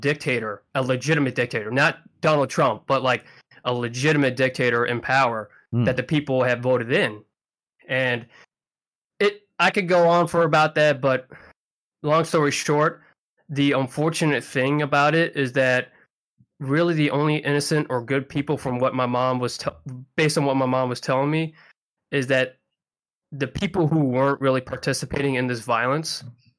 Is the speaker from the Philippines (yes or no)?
yes; Philippines; born there; I'm half Filipino. I was born in the Philippines.